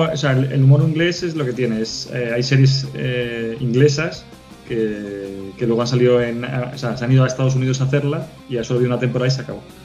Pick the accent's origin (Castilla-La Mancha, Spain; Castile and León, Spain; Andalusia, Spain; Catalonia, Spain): Andalusia, Spain; Málaga; yo que soy de Málaga